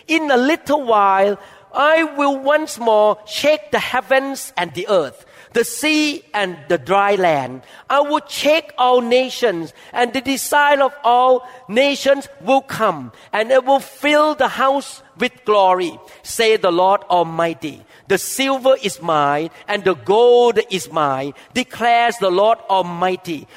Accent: Thailand; I grew up in Thailand

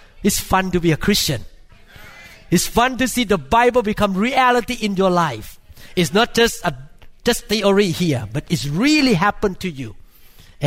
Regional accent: Thailand; moved away; I grew up in Thailand

